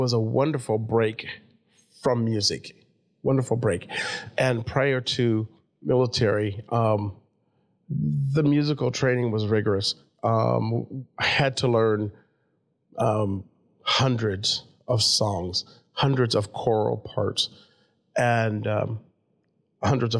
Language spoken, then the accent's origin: English; Davenport, Iowa, United States; moved away; also born or lived in Europe; my life growing up in Davenport, then over to Europe, then all around the globe